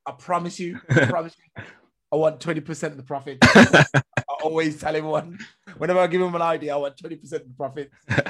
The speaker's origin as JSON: {"language": "English", "country": "Jamaica", "said": "being Jamaican, Jamaican food shop"}